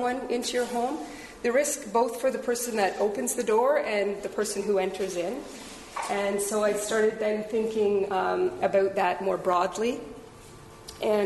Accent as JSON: {"language": "English", "town": "Peterborough", "region": "Ontario", "country": "Canada", "tie": "born or raised there", "said": "I was raised in Peterborough, and I've raised a family here as well"}